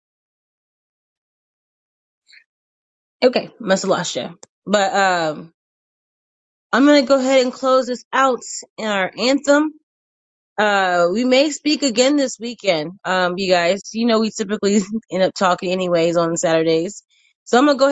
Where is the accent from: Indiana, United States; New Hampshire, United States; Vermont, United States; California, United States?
Indiana, United States; moved away as an adult; now in Texas, United States; I was born and raised in Indiana